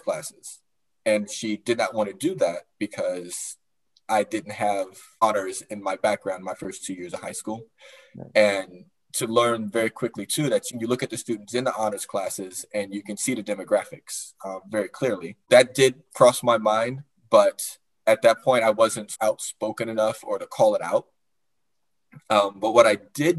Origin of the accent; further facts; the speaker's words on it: Chicago, Illinois, United States; moved away; also born or lived in Northern Virginia; I grew up in Chicago, on the west side of Chicago